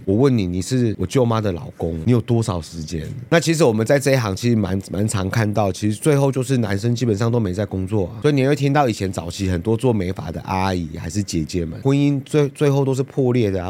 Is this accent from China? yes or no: no; Yilan County, Taiwan; 他们基本上就是都是，都是以兰在地人嘛